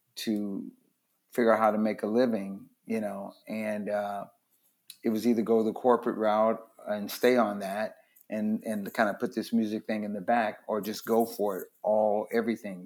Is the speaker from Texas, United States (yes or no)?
no; Los Angeles, California, United States; also born or lived in Louisiana; I just lived in Watts. We moved there when I was nine from Louisiana.